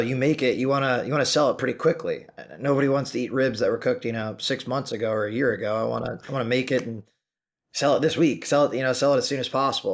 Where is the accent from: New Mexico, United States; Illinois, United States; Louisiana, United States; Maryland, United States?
Illinois, United States; Chicago; moved away as an adult; also born or lived in Maine; now in New York City, United States; born and raised in the Chicagoland area.